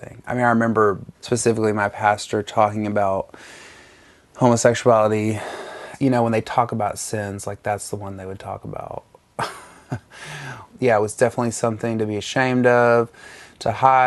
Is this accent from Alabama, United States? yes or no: yes; North Alabama, United States; I grew up in North Alabama in a tiny town